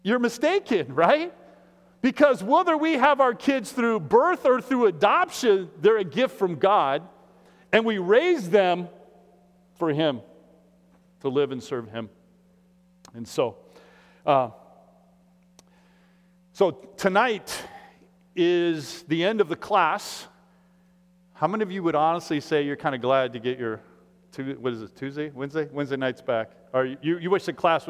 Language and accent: English; Iowa, United States; now in Minneapolis, United States; I'm from Iowa